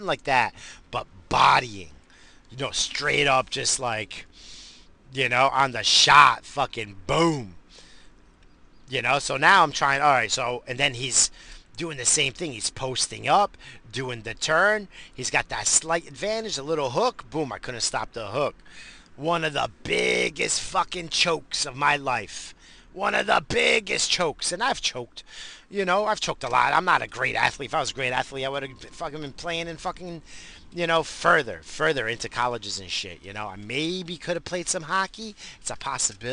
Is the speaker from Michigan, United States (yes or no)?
no; New York, United States; accent: New York; moved away; also born or lived in New England / California; I'm from New York. I got that New York accent